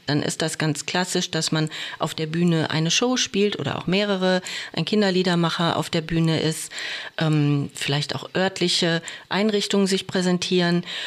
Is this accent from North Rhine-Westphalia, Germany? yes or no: yes; Oberhausen, North Rhine-Westphalia, Germany; also born or lived in Wiesbaden; now in Bochum, Germany; gebürtig bin ich aus Oberhausen, aber Bochum war ich schon immer verbunden